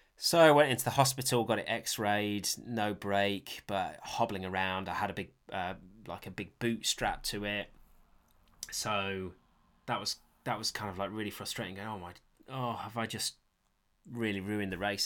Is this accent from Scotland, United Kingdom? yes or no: no; Sheffield, Yorkshire and the Humber, United Kingdom; I grew up in Sheffield, so that's where, that's where I used to mountain bike as a kid